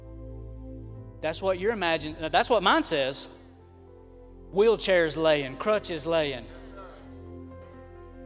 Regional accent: Southern Highlands, United States; I'm from the Southern Highlands

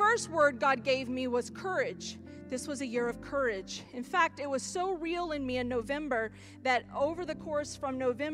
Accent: Florida, United States; this Florida chick

